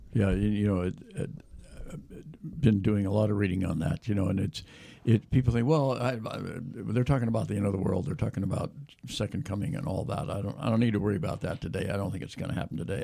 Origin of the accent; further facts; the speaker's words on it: Portland, Oregon, United States; moved away; I was born in Portland